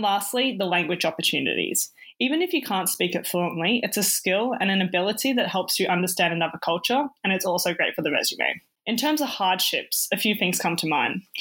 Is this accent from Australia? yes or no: yes; Australia; I'm half Chinese and half Croatian, but born and raised in Australia